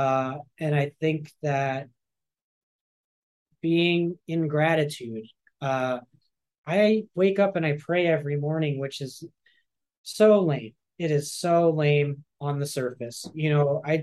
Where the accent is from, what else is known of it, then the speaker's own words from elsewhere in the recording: San Francisco, California, United States; moved away as an adult; also born or lived in Los Angeles; I grew up atheist in San Francisco.